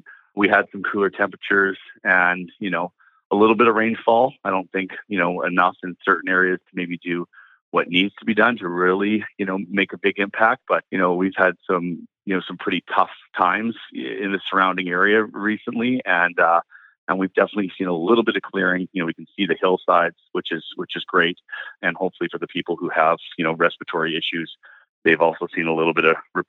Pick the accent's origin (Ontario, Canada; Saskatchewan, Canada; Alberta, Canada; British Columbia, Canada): British Columbia, Canada; Burnaby; moved away as an adult; also born or lived in Calgary; now in Kelowna, Canada; I was born and raised in Vancouver in Burnaby